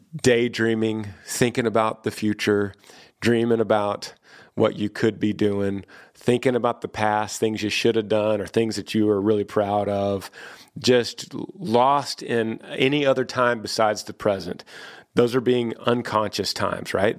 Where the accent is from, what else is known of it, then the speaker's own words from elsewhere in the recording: Texas, United States; I've moved back to my home state of Texas, and I've been here for twenty years